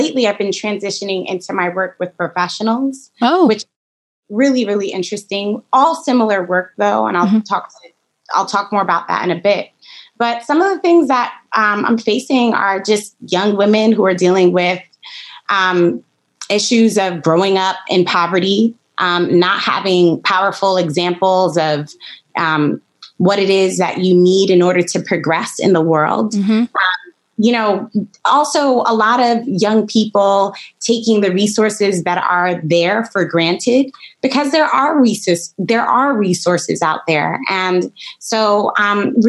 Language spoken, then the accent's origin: English; New York City, New York, United States; moved away as an adult; now in Ithaca, United States; I grew up in Brooklyn, New York, Flatbush Avenue to be exact